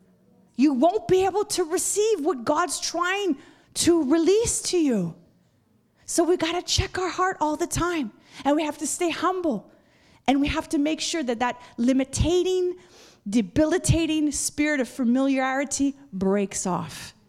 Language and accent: English; Montreal, Quebec, Canada; moved away; like at my own hometown. Montreal is where I'm from